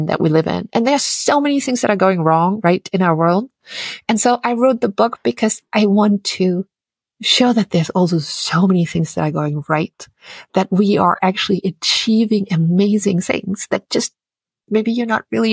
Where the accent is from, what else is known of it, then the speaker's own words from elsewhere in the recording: Austria; English is a second language; moved away as an adult; now in United States; my home country, Austria